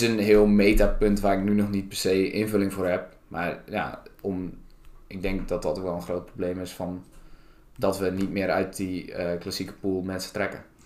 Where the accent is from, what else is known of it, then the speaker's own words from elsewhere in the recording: Staphorst, Overijssel, Netherlands; moved away as an adult; now in Groningen, Netherlands; Ik kom uit uh, Staphorst